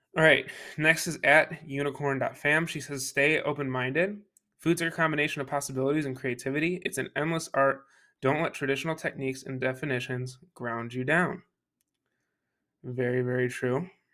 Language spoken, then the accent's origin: English; Buffalo, New York, United States; moved away; I came from Buffalo, New York, that's where I was born and raised